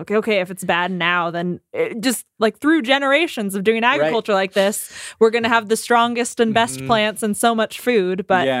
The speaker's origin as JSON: {"language": "English", "country": "United States", "said": "I'm an American"}